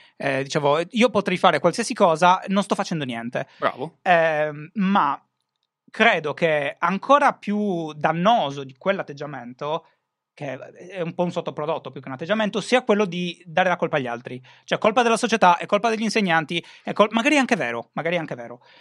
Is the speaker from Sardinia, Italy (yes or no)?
yes; Sardinia, Italy; la mia terra è falcidiata dall'abbandono scolastico, soprattutto non, non la zona di Cagliari, ma tutto il resto